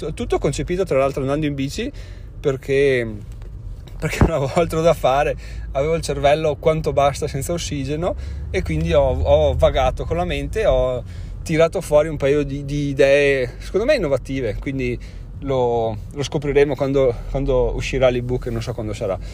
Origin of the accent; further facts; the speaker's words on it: Trentino-Alto Adige, Italy; siamo trentino